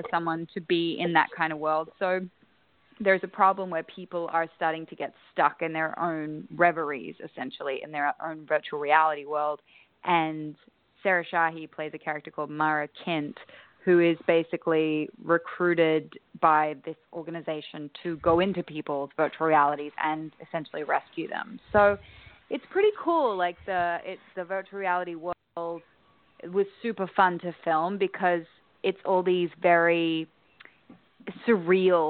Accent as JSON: {"language": "English", "country": "Australia", "said": "I'm obviously Australian"}